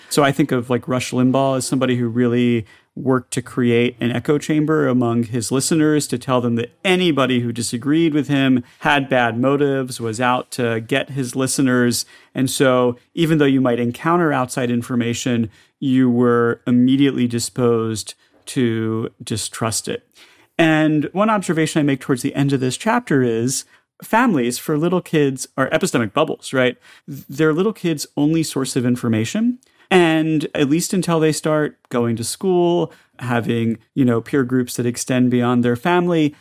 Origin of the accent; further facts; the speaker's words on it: the South, United States; moved away; I grew up in the South as the only Jewish kid in school